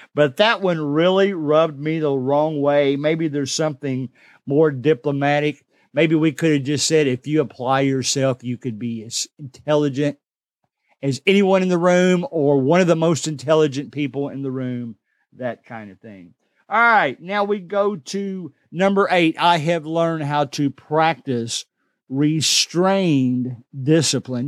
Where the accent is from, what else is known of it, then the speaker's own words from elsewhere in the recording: Kentucky, United States; I'm from the South. I'm from Kentucky. We just talk different than everybody